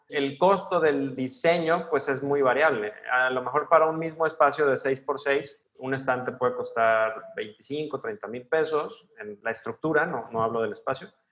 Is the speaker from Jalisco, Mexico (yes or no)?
yes; Guadalajara, Jalisco, Mexico; moved away as an adult; now in Monterrey, Mexico; Yo soy de Guadalajara. Vivo en Monterrey desde hace 15 años pero soy originario de Guadalajara.